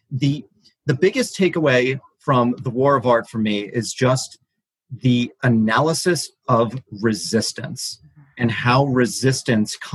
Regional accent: Brooklyn, New York, United States; Brooklyn, New York.

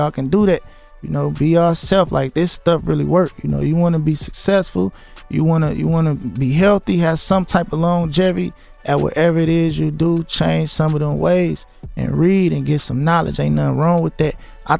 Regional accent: Michigan, United States; I'm from Bradford. I'm from Sanford and Bradford.

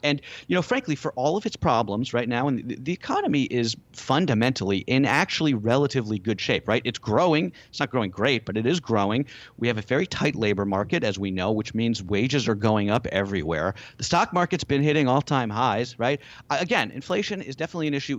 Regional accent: United States; we being American consumers

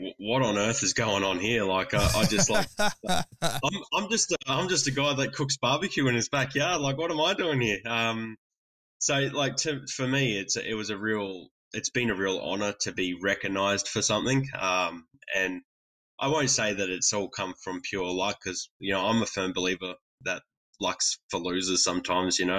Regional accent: Australia

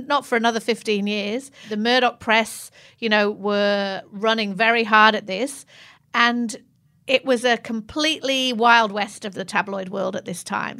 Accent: England, United Kingdom; moved away; I'm English

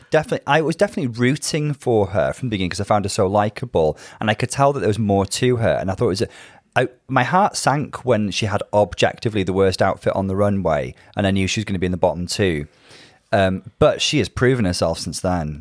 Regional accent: Bangor, Wales, United Kingdom; now in Liverpool, United Kingdom; my hometown is Bangor in North Wales

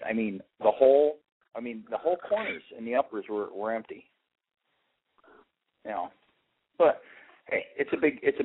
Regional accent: Toledo, Ohio, United States; Half my friends growing up in Toledo root for Michigan

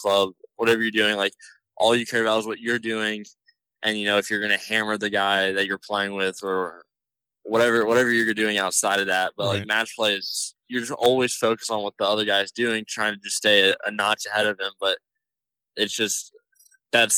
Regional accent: Texas, United States; we're all from Texas

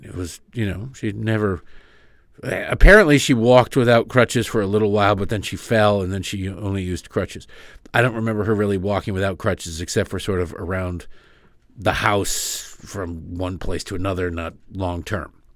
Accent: Michigan, United States; I grew up in Michigan

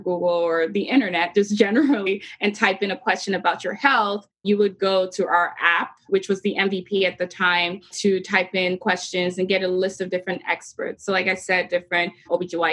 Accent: Nigeria; moved away as an adult; now in United States; I had moved to the U.S. in 2010 for college from my home country, Nigeria.

